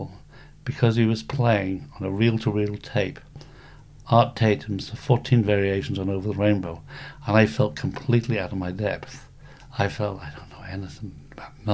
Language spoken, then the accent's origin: English; Isle of Man; moved away as an adult; the Isle of Man.